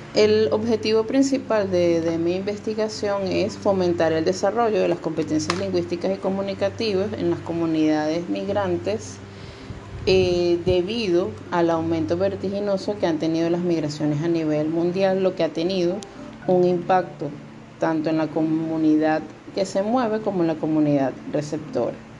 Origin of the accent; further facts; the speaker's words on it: Venezuela; moved away as an adult; now in Dominican Republic; soy venezolana, me encuentro en República Dominicana